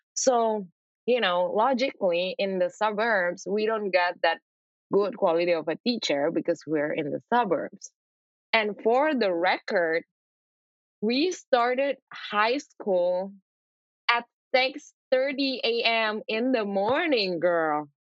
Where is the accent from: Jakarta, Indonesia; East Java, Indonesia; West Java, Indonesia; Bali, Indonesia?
East Java, Indonesia; Surabaya; moved away as an adult; also born or lived in Sidoarjo, Indonesia / Madrid, Spain / Japan / New York, United States; I'm born and raised in Indonesia, specifically in Surabaya and Sidoarjo. It's in the east part of the Java Island